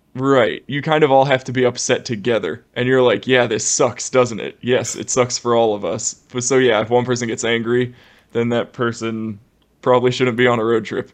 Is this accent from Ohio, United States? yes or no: yes; Ohio, United States; moved away; we're from the Midwest, Ohio, terrible winters